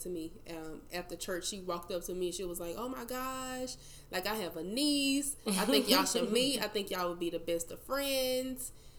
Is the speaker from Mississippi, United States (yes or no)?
yes; Mississippi, United States; moved away; also born or lived in Nashville; I am from Mississippi, is where I was raised. Moved to Nashville, lived in Nashville for about 5 to 6 years before I started traveling for work as a social worker.